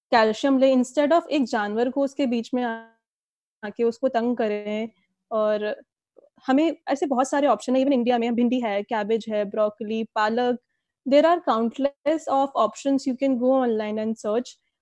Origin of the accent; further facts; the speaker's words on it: Delhi, India; now in Pune, India; मैं दिल्ली से बिलोंग करती हूँ फिलहाल मैं पुणे में रह रही हूँ